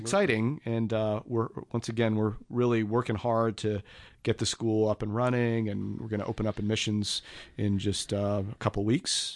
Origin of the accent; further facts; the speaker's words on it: Georgia, United States; I grew up here in Georgia